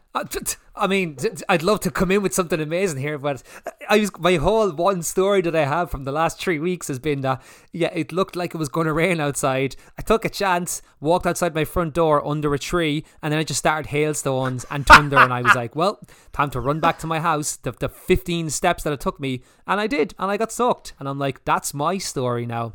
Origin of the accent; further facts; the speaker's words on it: Ireland; we're Irish